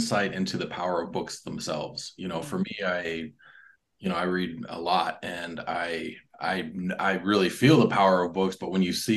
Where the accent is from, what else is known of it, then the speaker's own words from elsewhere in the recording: a reservation just outside of Green Bay, Wisconsin, United States; I grew up on a reservation just outside of Green Bay, Wisconsin